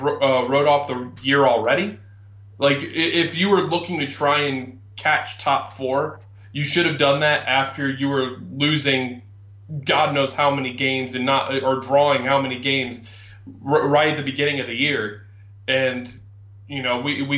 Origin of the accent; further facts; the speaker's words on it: United States; I'm being American.